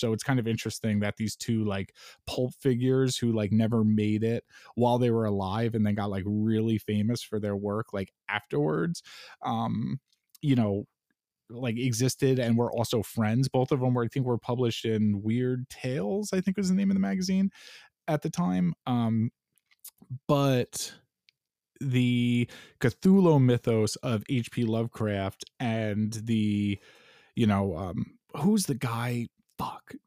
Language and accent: English; New York, United States; I'm a New Yorker